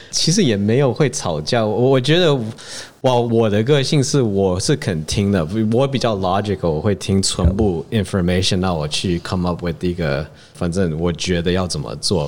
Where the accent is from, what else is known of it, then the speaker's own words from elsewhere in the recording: United States; moved away as an adult; also born or lived in Shanghai; now in Taiwan; 我是美国出生长大的，然后我是读 Computer Science 的，然后其实我在戏谷工作了差不多七年